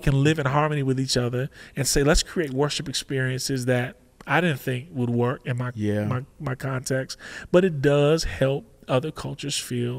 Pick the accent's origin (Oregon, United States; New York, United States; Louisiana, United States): Oregon, United States; I said, I come from Oregon, so it's not going to sound like Oregon.